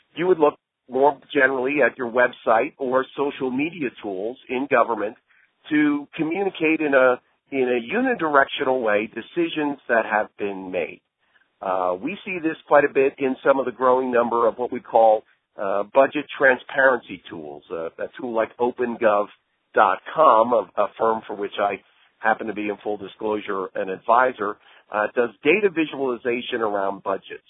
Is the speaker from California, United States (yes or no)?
yes; Santa Monica, California, United States; in my hometown of Santa Monica